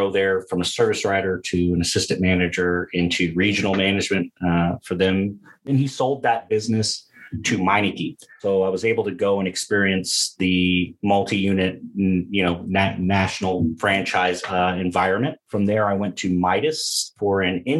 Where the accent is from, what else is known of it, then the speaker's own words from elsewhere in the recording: Detroit, Michigan, United States; now in Atlanta, United States; I'm originally from Michigan, lived in Detroit for quite a while